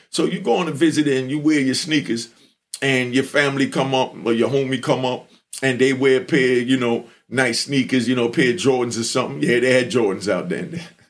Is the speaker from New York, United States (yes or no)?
yes; New York City, New York, United States; growing up in Brooklyn